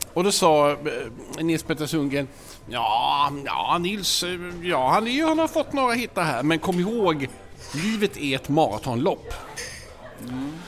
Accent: Malmö, Skåne, Sweden; jag är ju då från Malmö

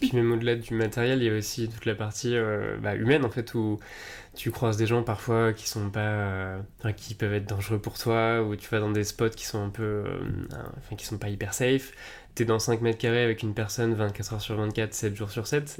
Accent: Tours, Centre-Val de Loire, France; moved away as an adult; also born or lived in Marseille / Paris; je viens de Tours

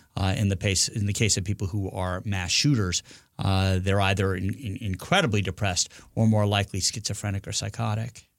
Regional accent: Northeast, United States; moved away; also born or lived in the South (US); I'm from the Northeast

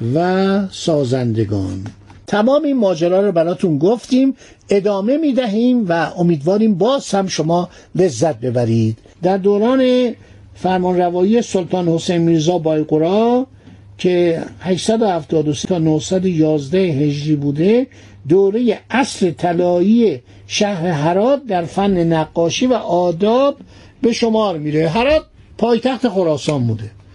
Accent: Iran; ما ایرانی هستیم

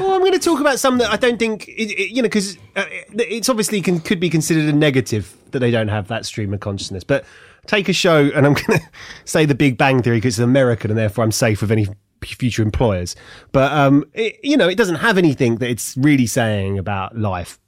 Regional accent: Ilford, London, United Kingdom; moved away as an adult; also born or lived in America; now in Hertfordshire, United Kingdom; I'm from Ilford.

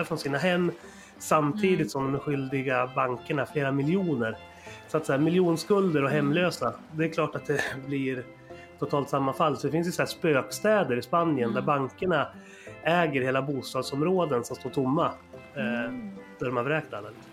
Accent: Sweden; vi svenskar

